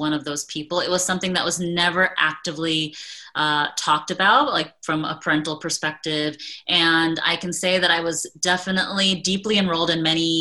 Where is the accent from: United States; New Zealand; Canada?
United States; I am a soon to be 41-year-old South Asian woman who was born and raised in America to immigrant parents who had an arranged marriage